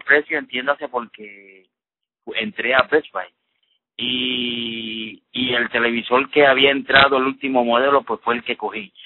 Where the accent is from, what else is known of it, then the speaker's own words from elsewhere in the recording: Vega Alta, Puerto Rico; moved away as an adult; now in New York, United States; De Puerto Rico, soy de Vega Alta, pero resido actualmente hace cuatro años, más de cuatro años en el estado de Nueva York